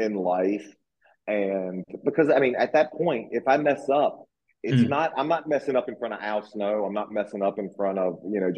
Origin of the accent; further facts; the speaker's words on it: Virginia, United States; I grew up down in the South, you know, in Virginia